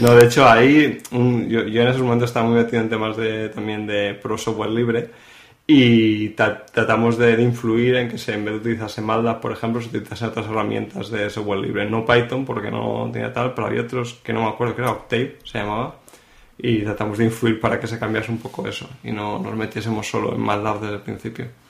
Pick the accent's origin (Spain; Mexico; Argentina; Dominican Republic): Spain; Madrid, Community of Madrid; moved away as an adult; now in Barcelona, Spain; yo nací en Madrid, y estudié allí, en Madrid